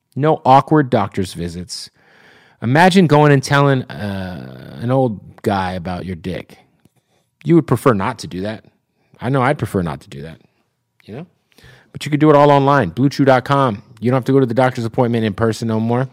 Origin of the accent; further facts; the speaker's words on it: Phoenix, Arizona, United States; moved away; also born or lived in Tampa; I'm from Phoenix